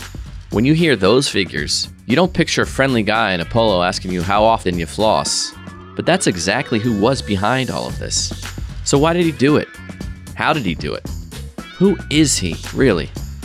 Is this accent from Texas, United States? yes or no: no; Philadelphia, Pennsylvania, United States; I grew up in Philly